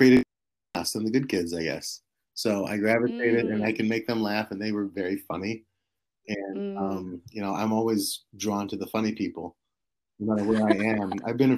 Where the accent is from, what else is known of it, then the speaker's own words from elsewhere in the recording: New Jersey, United States; I grew up in New Jersey